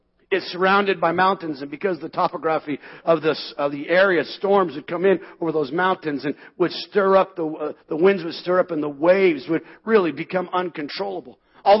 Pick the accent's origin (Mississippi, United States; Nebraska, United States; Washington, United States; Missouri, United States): Washington, United States; Seattle; We come from Seattle.